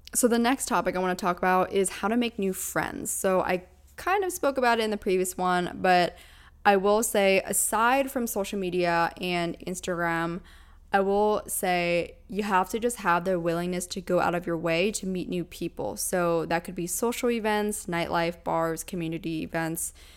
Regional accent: Pennsylvania, United States; moved away as an adult; also born or lived in Orange County, California; now in Los Angeles, United States; I was born and raised in Pennsylvania

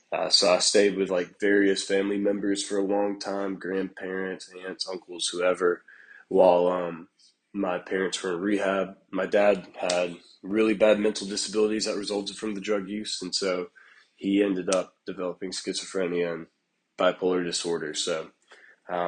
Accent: Prattville, Alabama, United States; born and raised in Prattville, Alabama

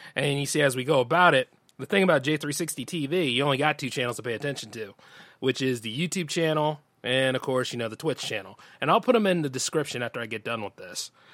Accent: Delaware, United States; born or raised there

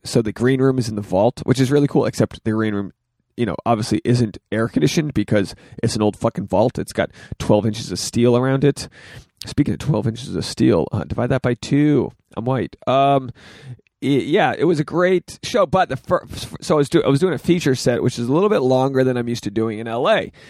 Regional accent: Rhode Island, United States; now in Los Angeles, United States; I'm from Rhode Island. This is my hometown

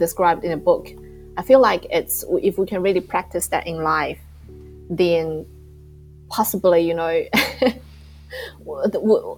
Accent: New Zealand; I'm from New Zealand.

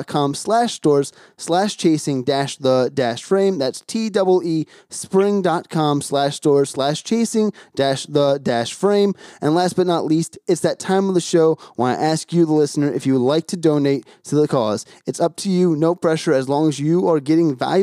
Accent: New Jersey, United States; I'm from Jersey originally

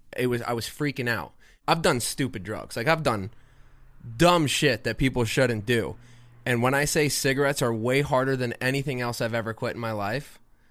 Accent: Plantation, Florida, United States; moved away; Fort Lauderdale. Well, Plantation.

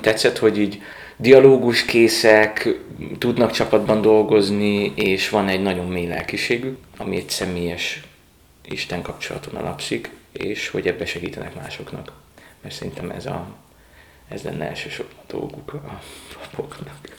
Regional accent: Mosonmagyaróvár, Győr-Moson-Sopron, Hungary; also born or lived in Rome, Italy / Germany; now in Budapest, Hungary; Dunántúról származom, most a Magyaróváról

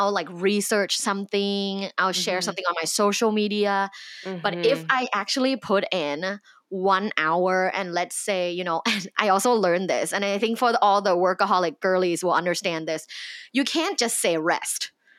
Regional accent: Thailand; Like I'm originally from Thailand.

